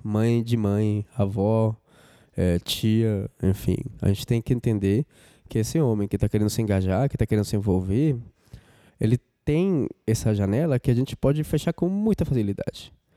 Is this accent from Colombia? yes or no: yes; Colombia; Portuguese is a second language; moved away as an adult; now in Brazil; eu sou colombiano, moro no Brasil faz 14 anos